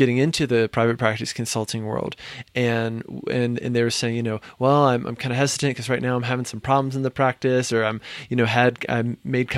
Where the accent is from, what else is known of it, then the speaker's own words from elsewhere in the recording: Virginia, United States; I'm from Virginia